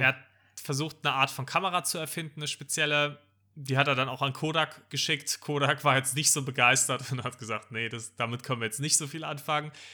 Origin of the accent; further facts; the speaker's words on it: Germany; als Deutscher